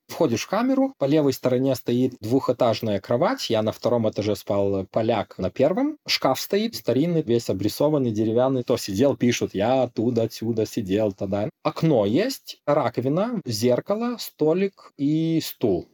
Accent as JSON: {"language": "Russian", "country": "Lithuania", "also_born_or_lived": "Norway", "moved": "yes", "said": "я литовец"}